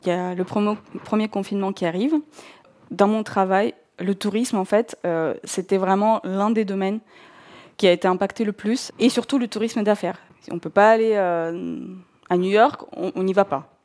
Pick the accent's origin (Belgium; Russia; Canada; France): Russia; North Caucasus; first language Russian; French is a second language; moved away as an adult; Je suis née en Russie euh, et j'ai grandi en Russie jusqu'à mes 21 ans. Euh, je viens du sud de la Russie, euh, de, la région du Caucase du Nord.